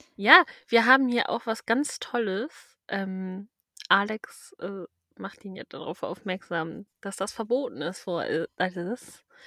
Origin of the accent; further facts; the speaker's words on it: Schleswig-Holstein, Germany; also born or lived in Lower Saxony; ich bin ja gar nicht in Schleswig-Holstein geboren